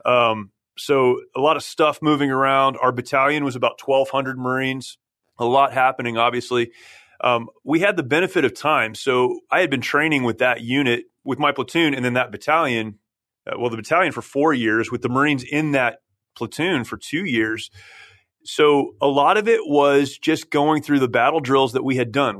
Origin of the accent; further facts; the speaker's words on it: San Jacinto, California, United States; that's where I grew up, uh, about fifteen minutes from here